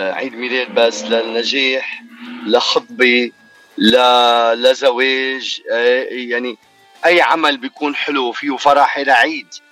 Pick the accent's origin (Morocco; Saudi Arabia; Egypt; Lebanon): Lebanon; now in Toronto, Canada; بلدنا لبنان